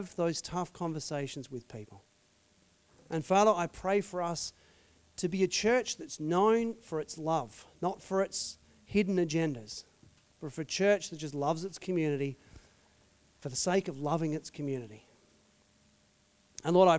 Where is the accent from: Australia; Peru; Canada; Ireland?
Australia; being an Aussie